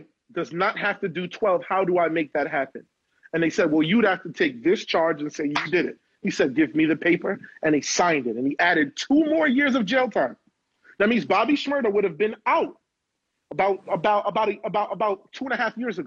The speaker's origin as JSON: {"language": "English", "town": "New York City", "region": "New York", "country": "United States", "said": "I'm from Canarsie, Brooklyn, the Floss"}